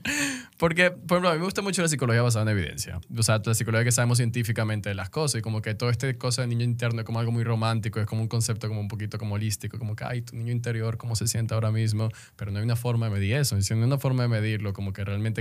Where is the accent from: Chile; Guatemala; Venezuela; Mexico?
Venezuela; moved away as an adult; now in Dominican Republic; soy venezolano